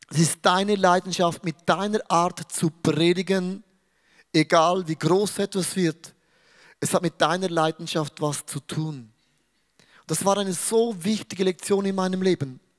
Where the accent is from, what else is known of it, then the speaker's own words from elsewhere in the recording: Switzerland; Weil ich bin ein Schweizer. Ich schaue Dinge sehr neutral an.